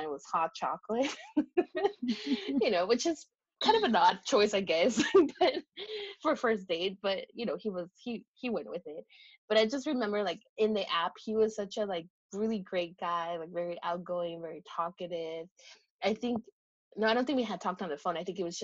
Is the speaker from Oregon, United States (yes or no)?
yes; Woodburn, Oregon, United States; in Woodburn, because I did not want to date anyone from my hometown